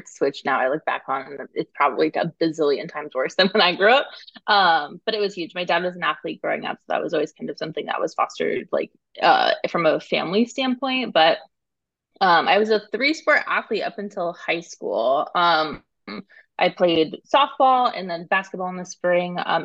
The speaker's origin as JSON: {"language": "English", "town": "Phoenix", "region": "Arizona", "country": "United States", "tie": "born or raised there", "also_born_or_lived": "New York / California", "moved": "as an adult", "lives_now": "Bay Area, United States", "said": "I live in the Bay Area currently. I grew up in Phoenix, Arizona."}